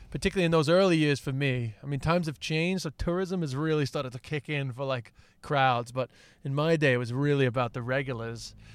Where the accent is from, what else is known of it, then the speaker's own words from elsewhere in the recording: United States; now in Ireland; I'm American, but I live in Ireland